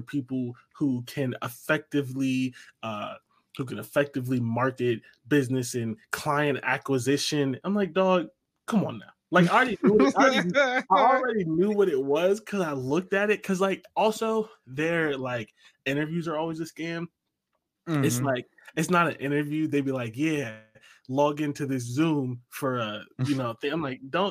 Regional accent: Ohio, United States; moved away as an adult; now in New York, United States

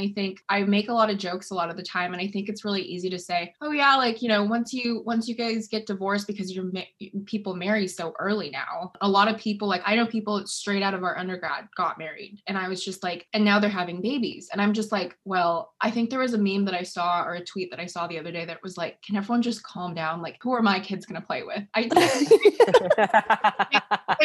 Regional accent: California, United States; also born or lived in St. Louis / China / Washington; No, I was born in St. Louis, moved to China for 4 years because my mom's Chinese, lived in California for like 10 years and then moved to Washington.

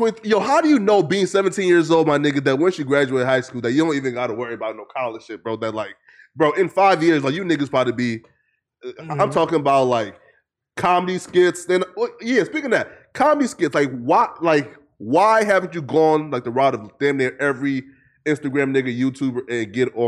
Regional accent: Lofa County, Liberia; I'm from Lofa County, so like, our dialect is called Lorma.

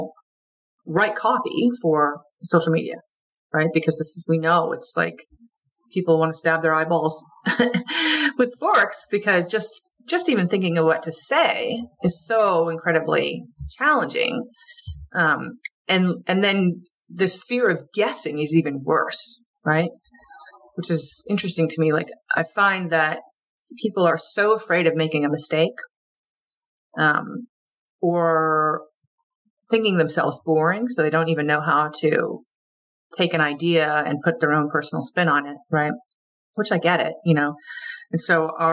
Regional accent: Vermont, United States; moved away; also born or lived in Wilmington; I'm from Vermont originally. I'm more or less a Yankee up here

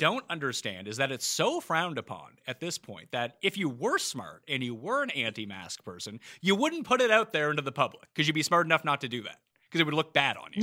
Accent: Halifax, Nova Scotia, Canada; moved away as an adult; also born or lived in Toronto / New York; I'm from Halifax, which is a medium-sized Canadian city

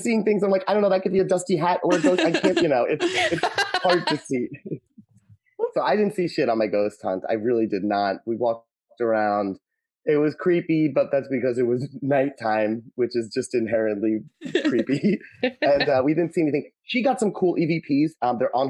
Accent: Hampton Bays, New York, United States; Hampton Bays, where I'm from, my hometown

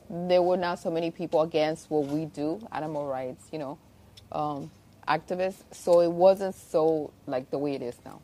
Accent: Miami, Florida, United States; also born or lived in Havana, Cuba / Spain; I was born in Cuba, Havana, and from there I left when I was 4 to Spain and I actually went to school in Spain, grew up there and we actually moved here as immigrants in um, when I was turning 9 mm-hmm. and ever since I lived in Miami

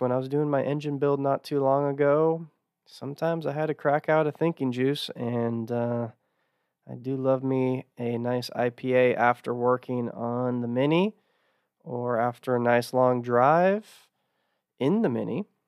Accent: Texas, United States; growing up in Texas

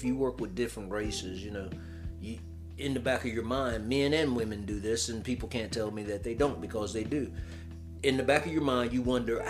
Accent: United States; growing up in America, any black man, if you don't look a certain way, you know, if you got dark skin, I'm dark skin

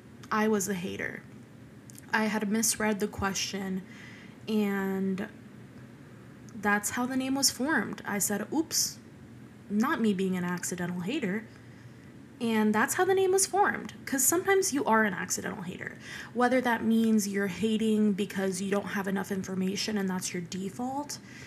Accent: Venezuela; born there; And speaking of Hispanic, I am Hispanic. I was born in Venezuela, and my dad was born in Venezuela, and my mom was born in Ecuador.

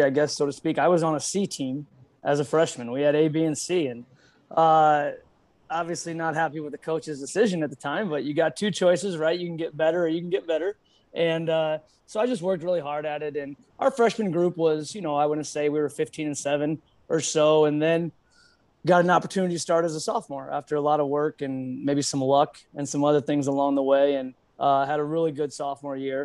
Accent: Des Moines, Iowa, United States; born or raised there; also born or lived in Omaha, Nebraska

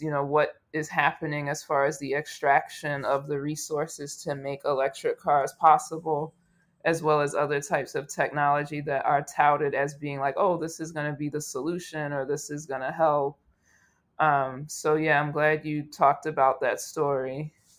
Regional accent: United States

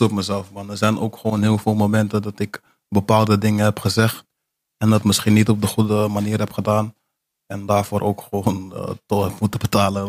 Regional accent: Amsterdam, North Holland, Netherlands; moved away; also born or lived in Almere / Zeewolde / Rotterdam; ik ben een geboren Amsterdammer.

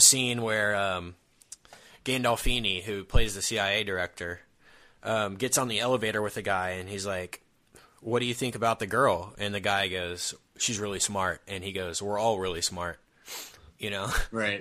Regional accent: United States; us Americans

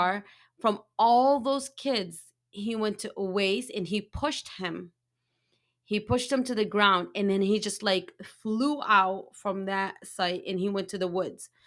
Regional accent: Yemen; I'm from Yemen

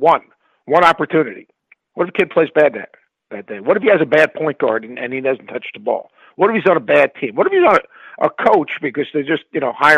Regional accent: New York, United States; I grew up in New York, you know, a family of immigrants

